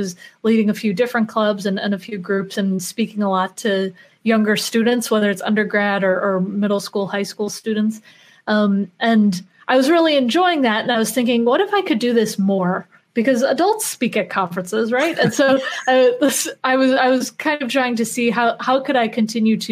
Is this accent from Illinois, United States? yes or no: yes; Chicago, Illinois, United States; moved away; I'm originally from Chicago, so it's nice to be back home